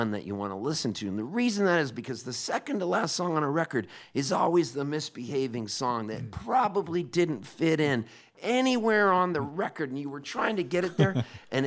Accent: Halifax, Nova Scotia, Canada; moved away; I was born in Halifax

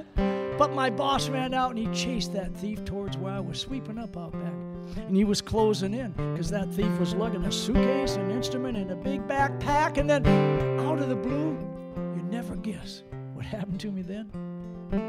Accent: Iowa, United States; moved away; where I grew up in Iowa

